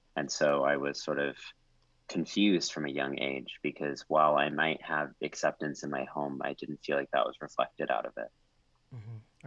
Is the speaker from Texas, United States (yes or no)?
yes; College Station, Texas, United States; moved away; growing up in College Station, Texas